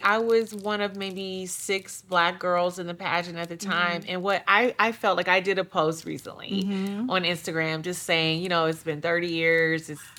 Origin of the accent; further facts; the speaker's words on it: Detroit, Michigan, United States; I grew up in Detroit, so it wasn't a lot going on.